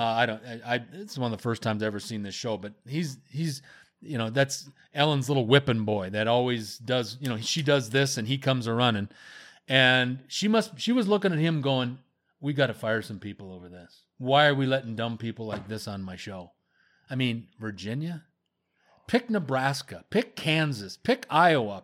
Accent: Canada; I'm from Canada.

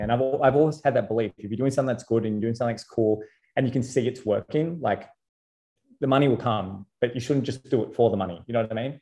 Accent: Sydney, New South Wales, Australia; I'm from Sydney

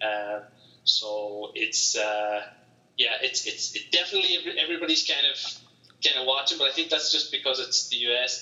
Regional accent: Ireland; also born or lived in Greensboro, United States; my hometown wouldn't see a lot of Americans, to be honest, because it's not the big cities, it's not Dublin or Galway

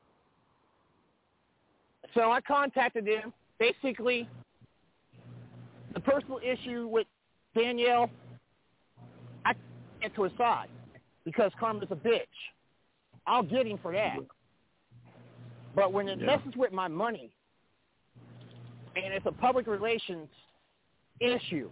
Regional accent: Kansas City, United States; my hometown of Kansas City

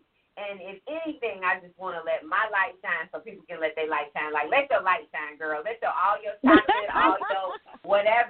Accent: Chicago, Illinois, United States; moved away; also born or lived in Alabama / Georgia; I grew up in Chicago. Like, I grew up in Roseland.

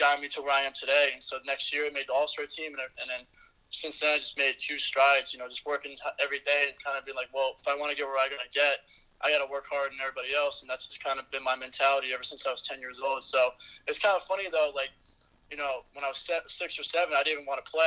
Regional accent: Poughkeepsie, New York, United States; moved away as an adult; also born or lived in Houston, Texas; I'm from Poughkeepsie, New York

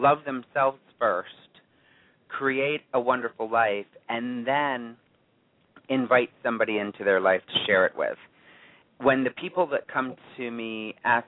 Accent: Otego, New York, United States; moved away as an adult; now in New York City, United States; I'm originally from a small town called Otigo, which is right outside of Oneonta, so I just say I'm from Oneonta.

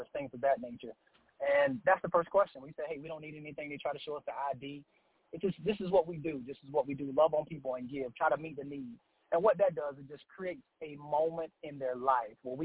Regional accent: Charlotte, North Carolina, United States; also born or lived in Aiken, South Carolina; I'm from Charlotte, North Carolina, a youth pastor at Family Life Worship Center in Aiken, South Carolina

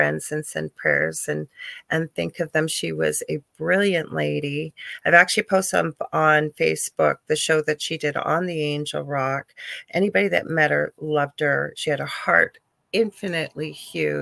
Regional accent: Canada; I'm a Canadian clairvoyant, medium, crystal Reiki energy healer

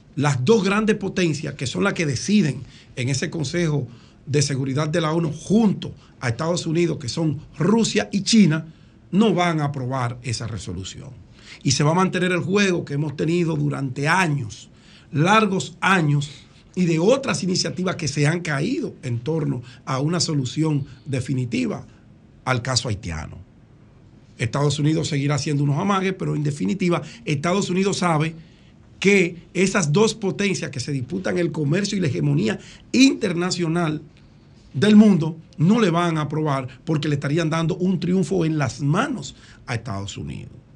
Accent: Dominican Republic; yo soy dominicano

